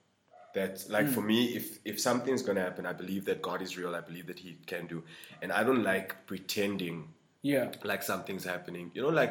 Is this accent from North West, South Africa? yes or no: yes; North West, South Africa; I'm a Limpopo boy. {S1} Okay. {S0} Even worse than that, like, I'm from the Northwest, bro.